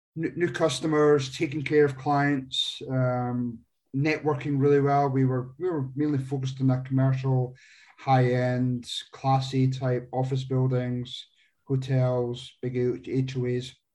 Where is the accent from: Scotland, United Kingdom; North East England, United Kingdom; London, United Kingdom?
Scotland, United Kingdom; moved away as an adult; now in Phoenix, United States; I'm not originally from the US. I um, came across here in 99 from Scotland